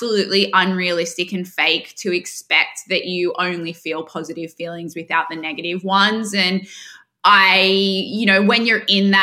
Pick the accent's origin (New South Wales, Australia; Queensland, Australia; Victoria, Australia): New South Wales, Australia; Sydney; accent: Australian; moved away as an adult; also born or lived in United Kingdom; now in New York, United States; And I'm from Sydney. I have a very strong Australian accent.